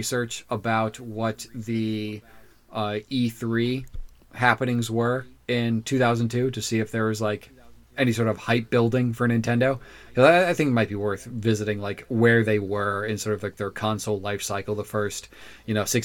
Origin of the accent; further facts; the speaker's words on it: Orlando, Florida, United States; I'm from Orlando